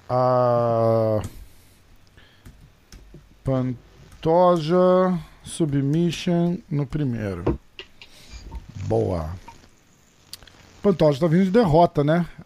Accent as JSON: {"language": "Portuguese", "region": "Rio de Janeiro", "country": "Brazil", "tie": "born or raised there", "accent": "carioca", "said": "Passei a infância todinha ali na barra, irmão."}